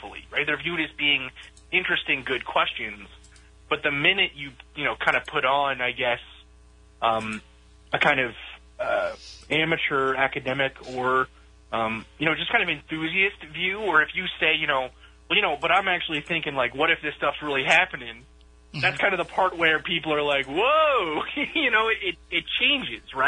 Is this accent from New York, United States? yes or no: yes; New York, United States; moved away; also born or lived in Boston, Massachusetts; growing up in New York and then living in Boston and New England for so long